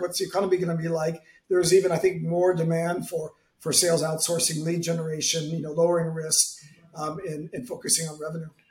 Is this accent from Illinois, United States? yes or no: no; San Francisco, California, United States; now in Madrid, Spain; I'm American from San Francisco with an Italian name, based in Madrid